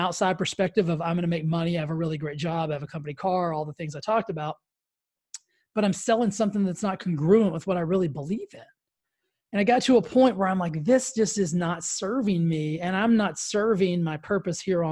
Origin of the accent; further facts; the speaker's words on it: Texas, United States; I grew up in Texas, so I grew up in like the Baptist church capital of the world.